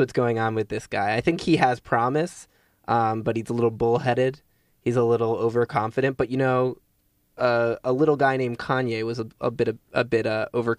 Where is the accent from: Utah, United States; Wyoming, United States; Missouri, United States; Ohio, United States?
Missouri, United States; now in Los Angeles, United States; I live in Los Angeles, but I am originally from Missouri, and the state motto is the Show Me State.